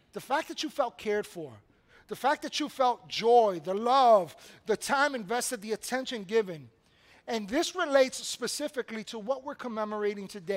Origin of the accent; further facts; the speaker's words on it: New York City, New York, United States; also born or lived in Washington Heights, New York City; growing up in Brooklyn on the corner of Evergreen and DeKalb